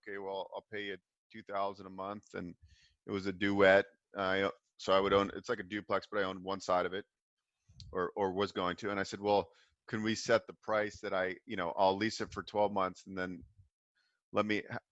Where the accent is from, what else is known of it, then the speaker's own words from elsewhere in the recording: Bay Area, California, United States; I grew up in the Bay Area